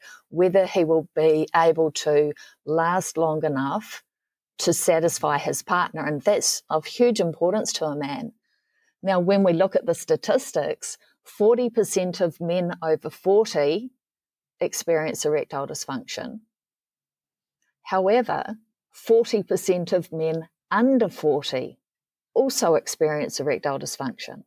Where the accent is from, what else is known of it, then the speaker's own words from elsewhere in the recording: New Zealand; I'm from New Zealand